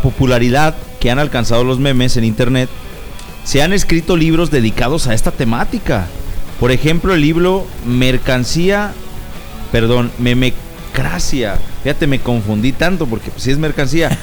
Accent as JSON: {"language": "Spanish", "country": "Mexico", "said": "especialmente como mexicanos"}